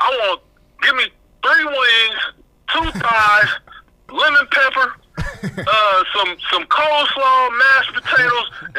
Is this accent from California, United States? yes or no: yes; Fresno, California, United States; my hometown, Fresno, California, we don't have one of the teams, so we're right in the center of California